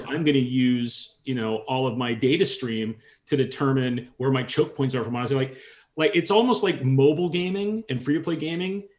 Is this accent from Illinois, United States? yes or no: no; San Francisco Bay Area, Northern California, United States; I grew up in Northern California, okay, the, the, San Francisco Bay Area.